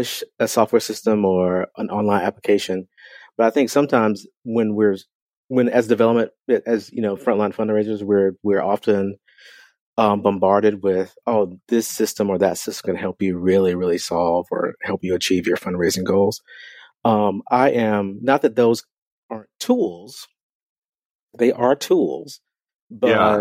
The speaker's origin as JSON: {"language": "English", "region": "the South", "country": "United States", "moved": "yes", "lives_now": "Omaha, United States", "said": "I'm from the South"}